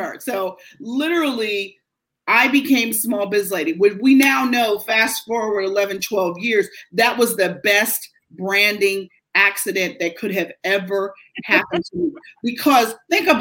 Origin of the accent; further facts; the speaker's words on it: Pittsburgh, Pennsylvania, United States; moved away as an adult; now in Philadelphia, United States; I worked for the NBC station in Pittsburgh in my hometown